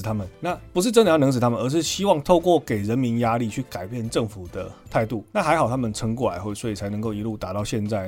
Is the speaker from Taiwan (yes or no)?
yes; Taiwan; 我们台湾人能够承受吗